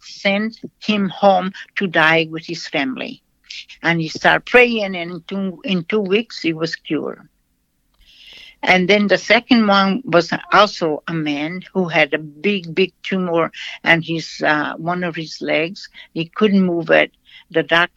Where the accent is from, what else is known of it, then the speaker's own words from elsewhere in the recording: Brazil; English is a second language; moved away; I was born in Brazil. I was educated there